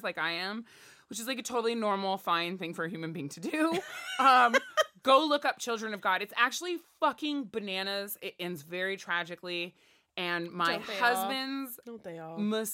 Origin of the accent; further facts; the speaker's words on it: Berkeley, California, United States; we grew up in Berkeley